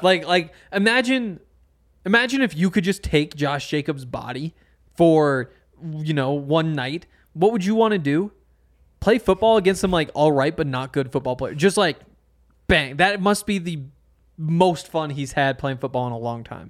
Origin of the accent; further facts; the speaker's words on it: Montana, United States; moved away; I'm from Montana